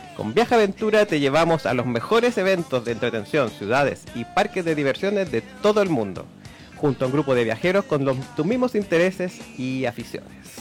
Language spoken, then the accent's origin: Spanish; Chile; nosotros somos como isleños, nuestra forma de ser y todo